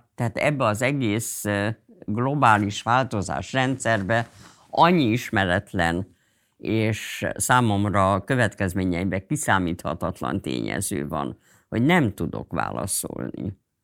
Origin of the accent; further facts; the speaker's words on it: Budapest, Hungary; Pesti is voltam, tehát az, hogy egy cigarettázó Pesti zsidó lány